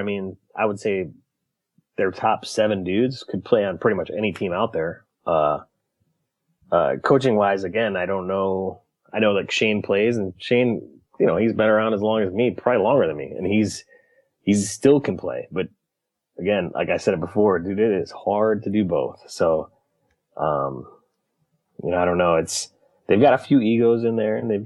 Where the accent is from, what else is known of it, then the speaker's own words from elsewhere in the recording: Michigan, United States; born and raised in Michigan